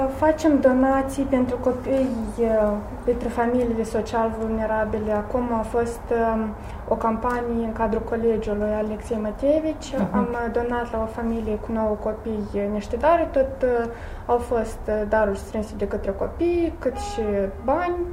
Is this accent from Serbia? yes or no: no; Alexandrovca, Moldova; also born or lived in Gangura; Sunt din Alexandrovca, da. Acasă vorbim în vulgară și în rusă.